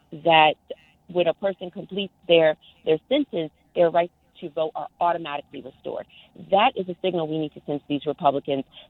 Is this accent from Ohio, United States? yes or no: no; Petersburg, Virginia, United States; I was born and raised in Petersburg, Virginia